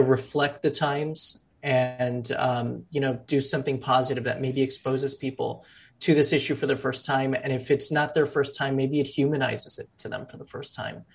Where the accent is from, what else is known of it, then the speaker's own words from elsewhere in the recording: Miami, Florida, United States; now in New York, United States; I was born in Miami. One side of my family is Cuban refugees. The other side of my family are, formerly undocumented Colombian immigrants. And growing up in Miami